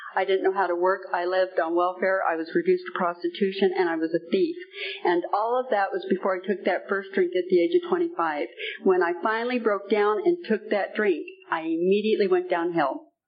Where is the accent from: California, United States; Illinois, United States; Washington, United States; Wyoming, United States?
California, United States; moved away as an adult; also born or lived in South Carolina; I came from California